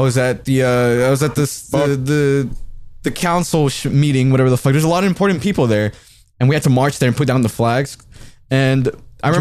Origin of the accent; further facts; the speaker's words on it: Mexico; I'm from Mexico.